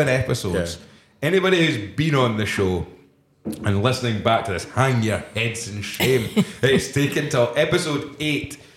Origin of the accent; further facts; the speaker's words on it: Fife, Scotland, United Kingdom; I'm from Fife